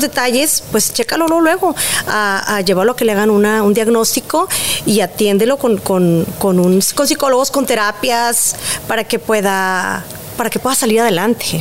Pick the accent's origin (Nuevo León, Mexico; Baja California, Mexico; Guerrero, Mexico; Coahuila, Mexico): Nuevo León, Mexico; Monterrey; como buena regia